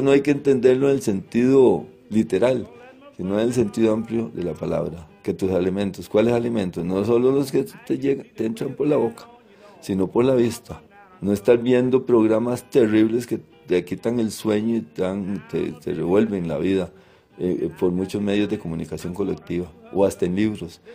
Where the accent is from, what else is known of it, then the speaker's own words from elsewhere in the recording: Turrialba, Cartago, Costa Rica; yo que soy de Turrialba, yo me bañé en el río Turrialma